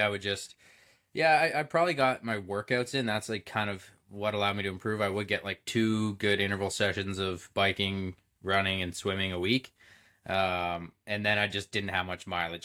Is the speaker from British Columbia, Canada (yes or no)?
no; Belleville, Ontario, Canada; I grew up in Belleville, Ontario, sm-, pretty small town